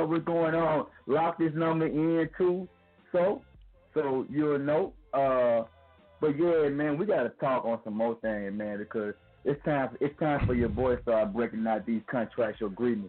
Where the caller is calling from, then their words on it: Flint, Alabama, United States; From Flint, Alabama. {S4} Man. {S5} What's good? Quarantine style. Reporting live from Flint, Alabama.